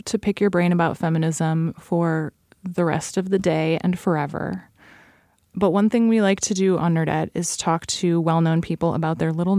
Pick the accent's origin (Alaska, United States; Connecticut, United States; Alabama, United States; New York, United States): Alaska, United States; I grew up in Alaska